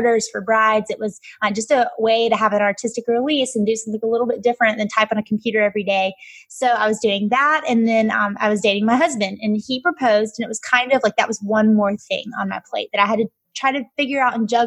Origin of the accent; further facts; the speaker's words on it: Alabama, United States; moved away as an adult; now in Atlanta, United States; I grew up, hence my accent, in Alabama